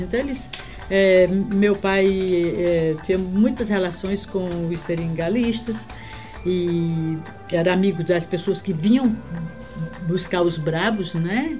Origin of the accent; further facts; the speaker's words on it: Acre, Brazil; moved away; also born or lived in Rio Branco / Feijó / Ceará; eu nasci no Acre